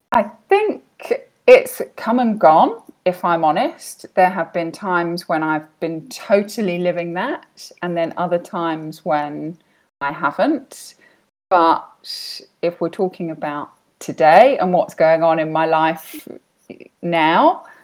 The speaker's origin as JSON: {"language": "English", "country": "United Kingdom", "moved": "yes", "lives_now": "Bahrain", "said": "I am British, but currently living in Bahrain in the Middle East"}